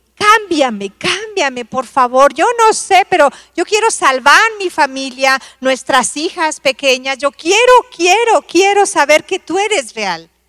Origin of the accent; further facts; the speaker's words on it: Tabasco, Mexico; now in Mexico City, Mexico; Yo soy tabasqueño, mi esposo es de aquí del DF